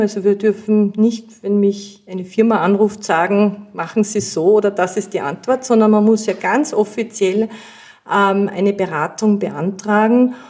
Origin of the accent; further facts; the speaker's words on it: Austria; bei uns in Österreich